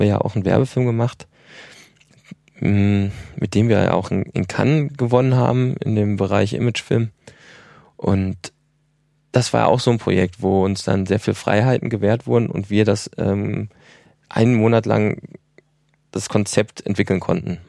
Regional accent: Ruhr area, North Rhine-Westphalia, Germany; moved away; also born or lived in Ilmenau; ich komme aus dem Ruhrgebiet

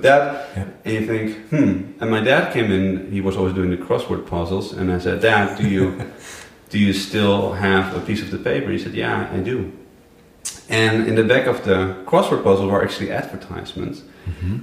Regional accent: Middelburg, Zeeland, Netherlands; moved away as an adult; also born or lived in Amsterdam, Netherlands; now in Berlin, Germany; I'm originally from the Netherlands, and um, I grew up in a small town called Middelburg, and I was there for the first 18 years.

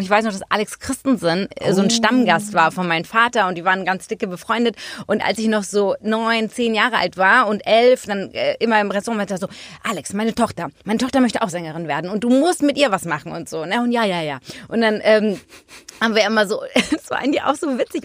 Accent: Hamburg, Germany; in Hamburg waren, in meiner Heimatstadt

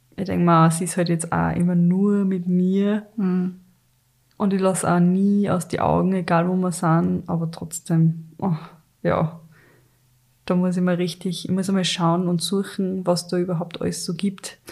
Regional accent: Carinthia, Austria; ich bin ja in Kärnten aufgewachsen und wir waren wirklich in einem Dorf

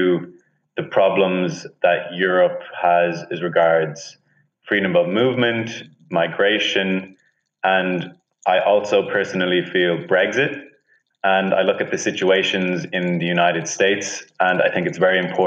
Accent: Dublin, Leinster, Ireland; moved away as an adult; also born or lived in Toulouse, France; now in Berlin, Germany; I'm from Dublin, Ireland

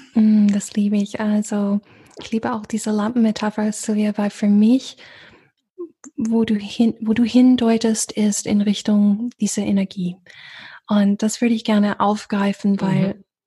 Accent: the South, United States; born or raised there; German is a second language; moved away

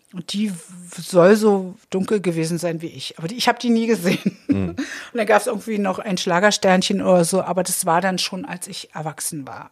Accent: Berlin, Germany; Ich komme aus Treptow

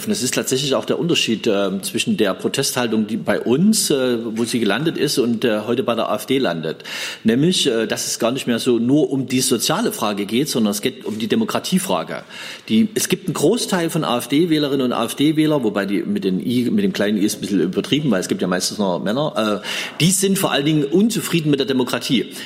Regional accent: East Germany, Germany; da haben wir auch Schwächen als Ostdeutsche schon seit vielen Jahren

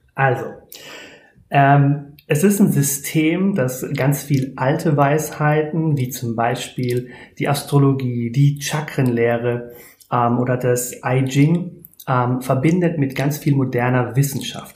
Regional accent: near Speyer, Rhineland-Palatinate, Germany; ich komme aus der Nähe von Speyer

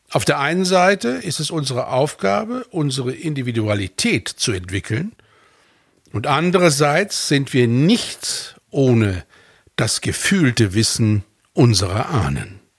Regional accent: Fulda, Hesse, Germany; born there; also born or lived in Norway / United States; Denn ich bin in Deutschland geboren. So. Und jetzt? Jetzt sollte ich es mir aussuchen. Norwegen, Stavanger, Louisiana, New Orleans, Hessen, Fulda.

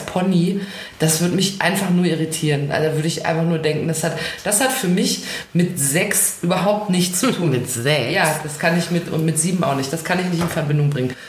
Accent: United States; uns Amerikanern

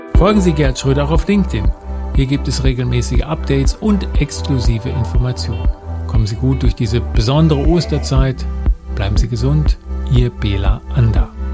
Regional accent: Germany; als Deutsche

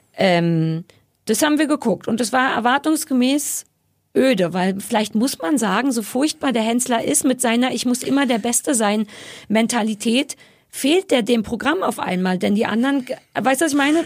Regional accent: Berlin, Germany; Ich bin am Alexanderplatz groß geworden

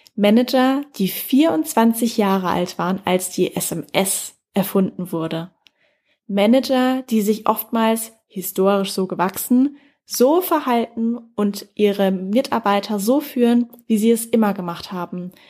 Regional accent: Germany; hier bei uns in Deutschland

